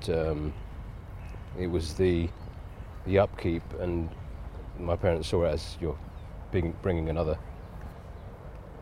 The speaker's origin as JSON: {"language": "English", "town": "Edgware", "region": "London", "country": "United Kingdom", "tie": "born or raised there", "said": "I was born in Edgware"}